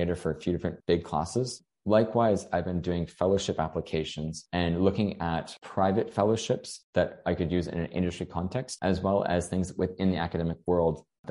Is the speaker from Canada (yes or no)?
yes; Canada; moved away as an adult; also born or lived in Hong Kong; now in Australia; I'm from Canada, and so I'm living in Australia.